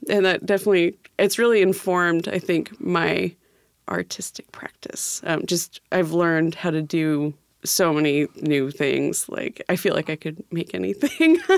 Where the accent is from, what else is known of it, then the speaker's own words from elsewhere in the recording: California, United States; moved away as an adult; also born or lived in Seattle, Washington; now in Tacoma, United States; I'm from California, and I went to school for a few years there